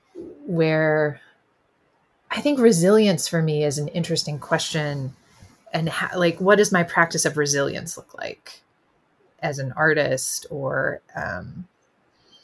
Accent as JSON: {"language": "English", "region": "the South", "country": "United States", "said": "being a Southerner and kind of my working class family roots"}